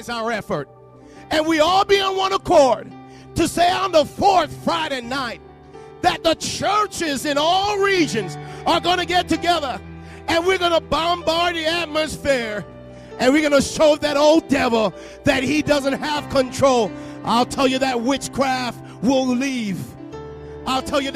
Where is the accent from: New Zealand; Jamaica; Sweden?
Jamaica; accent: Jamaican; moved away; you might hear a little Jamaican in my voice because I'm from Jamaica.